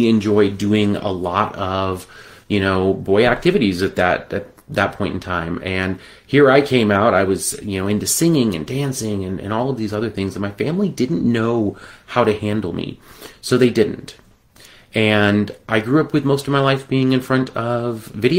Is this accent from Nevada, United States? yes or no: yes; Las Vegas, Nevada, United States; I was born in 1981 in Las Vegas, Nevada